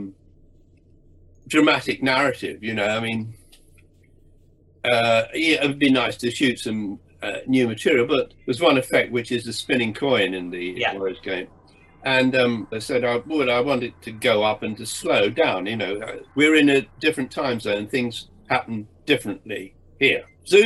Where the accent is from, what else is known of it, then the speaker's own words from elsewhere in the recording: England, United Kingdom; I'm an English Protestant sort of aristocratic representative